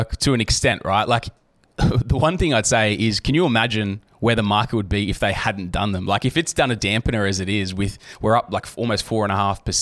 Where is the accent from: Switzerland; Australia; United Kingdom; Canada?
Australia; Southern Highlands, New South Wales; I'm from the Highlands